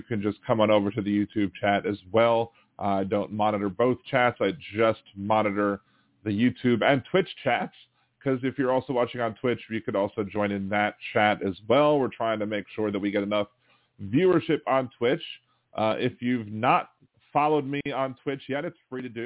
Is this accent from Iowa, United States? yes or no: no; Baltimore, Maryland, United States; moved away; also born or lived in Wilmington, Delaware; I'm from Baltimore originally